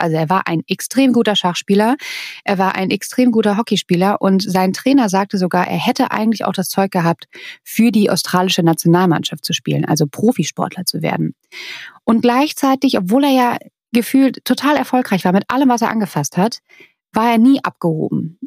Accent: Germany; Bei uns in Deutschland

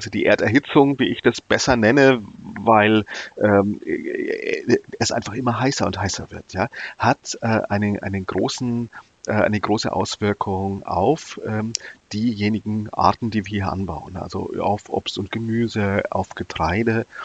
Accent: Nuremberg, Bavaria, Germany; bin dann auch als Jugendlicher zum Bund Naturschutz in Bayern, ich komme aus Nürnberg, gegangen, ja.

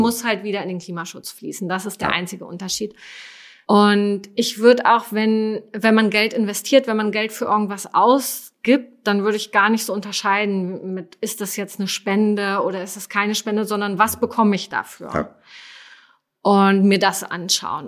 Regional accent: Germany; als Deutsche

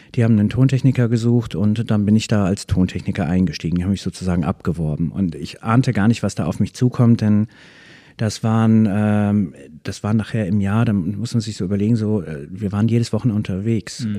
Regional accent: Soltau, Lower Saxony, Germany; moved away as an adult; now in Schwarzenbek, Germany; Ich bin in der Lüneburger Heide in Soltau geboren und bin da auch ziemlich lange geblieben, bis Mitte 20

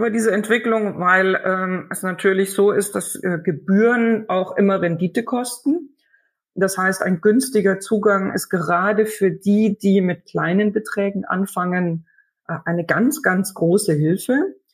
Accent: Germany; als Deutscher kann ich zum Beispiel schon viel in deutschen Zeitungen oder im Internet über deutsche Unternehmen äh, erfahren und ich verstehe es auch besser.

